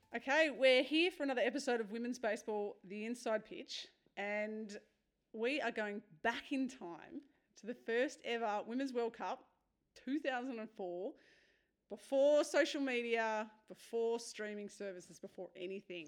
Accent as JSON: {"language": "English", "region": "New South Wales", "country": "Australia", "tie": "born or raised there", "moved": "yes", "lives_now": "Victoria, Australia", "said": "I grew up in New South Wales and I moved to Victoria"}